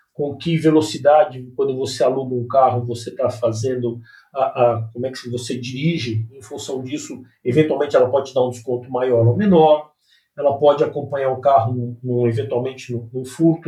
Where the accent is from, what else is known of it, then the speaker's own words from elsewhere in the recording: Brazil; todos nós, todos nós, como brasileiros mesmo